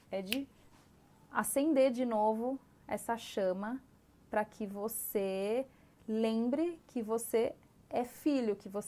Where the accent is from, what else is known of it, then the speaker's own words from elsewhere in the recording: São Paulo, Brazil; born there; Eu nasci em São Paulo